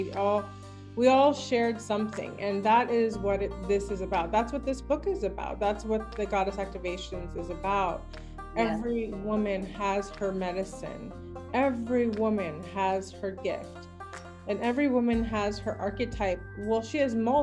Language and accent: English; Ashland, Oregon, United States; I'm from Ashland